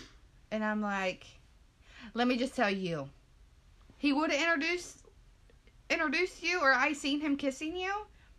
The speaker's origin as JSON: {"language": "English", "town": "Portland", "country": "United States", "said": "She's from Angola, and I'm from Portland. Like, an hour north and an hour south."}